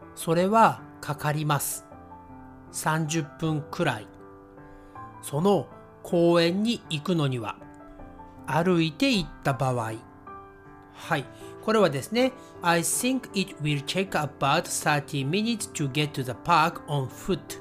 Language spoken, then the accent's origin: Japanese; Japan; 私たち日本人が自然に日本語を話せるようになった